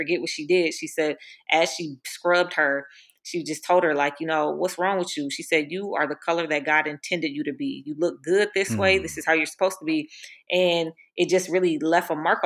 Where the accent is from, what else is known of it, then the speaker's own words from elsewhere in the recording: Minneapolis, Minnesota, United States; I grew up in Minnesota